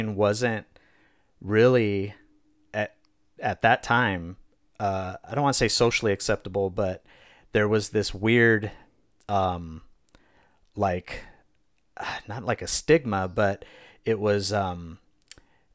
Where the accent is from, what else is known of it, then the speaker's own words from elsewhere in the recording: Fontana, California, United States; I grew up in the Inland Empire